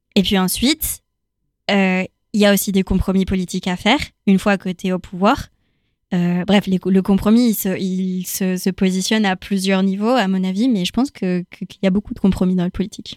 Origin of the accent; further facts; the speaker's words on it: Chile; now in France; moi, je viens du Chili, pour le coup. Donc, euh, j'ai grandi dans un contexte post-dictature